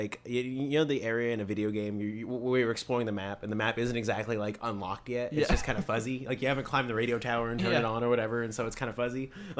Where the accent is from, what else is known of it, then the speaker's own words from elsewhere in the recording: Rancho Cucamonga, California, United States; Near where I live. I'm from Rancho Cucamonga, California, by the way.